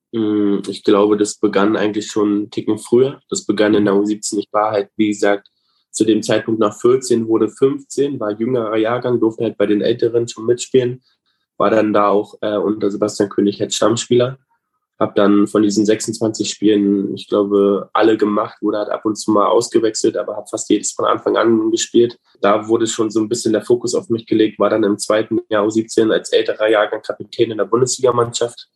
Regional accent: Bestensee, Brandenburg, Germany; also born or lived in Berlin; Wir sind dann mit drei aus Berlin nach Bestensee gezogen. Ich habe davon von Berlin alles nicht richtig mitbekommen. Äh, hatten dann im Bestensee ein Haus gebaut

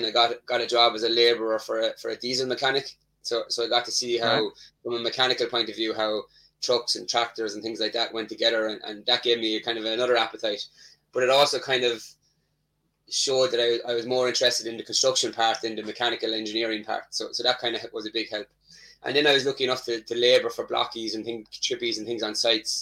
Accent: Tipperary, Munster, Ireland; I'm from an area in Ireland called Tipperary

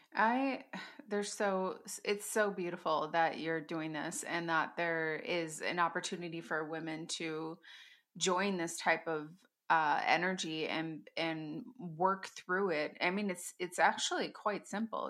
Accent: Wisconsin, United States; I hold Sister Circle here in my hometown, and I live in the Midwest

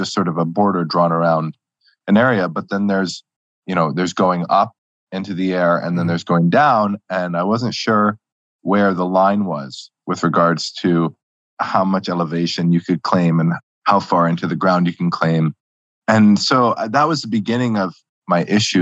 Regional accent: New York City, New York, United States; moved away as an adult; now in Wisconsin, United States; I live in Wisconsin right now. I was born in New York City

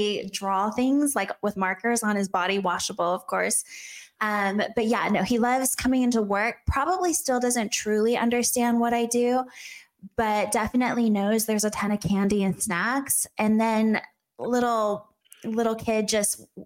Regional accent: Los Angeles, California, United States; moved away as an adult; also born or lived in Arizona; now in Gilbert, United States; I actually grew up

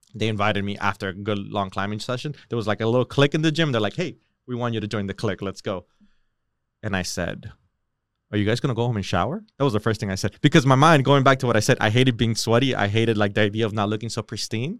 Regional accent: Hialeah, Florida, United States; also born or lived in Miramar, Florida / Miami Lakes, Florida; I grew up in Miramar, Hialeah, you know that area

